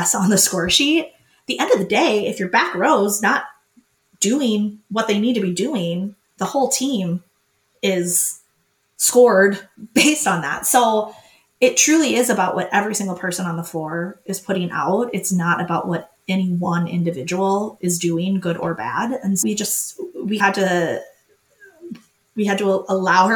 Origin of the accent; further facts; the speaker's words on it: Minnesota, United States; I'm not staying in Minnesota. I was from Minnesota